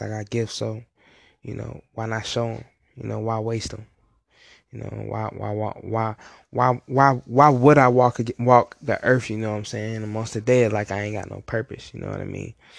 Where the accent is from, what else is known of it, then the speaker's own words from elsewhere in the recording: Virginia, United States; now in Hinesville, United States; I'm from Virginia. I've been out in the Hinesville area for a little minute